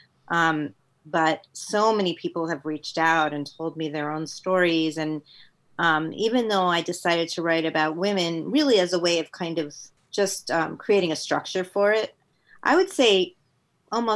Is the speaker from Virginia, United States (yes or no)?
no; Westchester, New York, United States; also born or lived in Queens, New York; I went to school in Westchester, New York